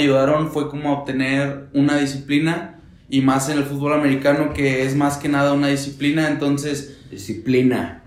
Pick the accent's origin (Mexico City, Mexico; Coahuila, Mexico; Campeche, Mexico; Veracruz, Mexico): Coahuila, Mexico; Torreón; now in Puebla, Mexico; vengo de Torreón.